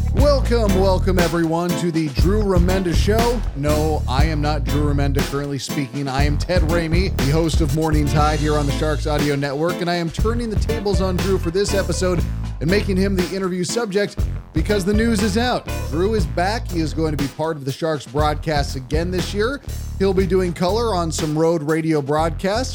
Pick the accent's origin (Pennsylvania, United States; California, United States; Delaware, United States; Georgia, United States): California, United States; Bay Area; when I was growing up in the Bay Area